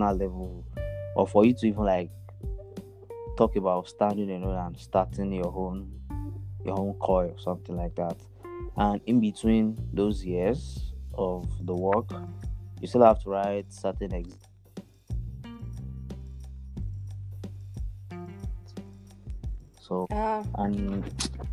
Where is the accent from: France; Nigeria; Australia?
Nigeria; also born or lived in Akure, Ondo State; now in Lagos, Nigeria; I'm a Nigerian. I'm from Nigeria.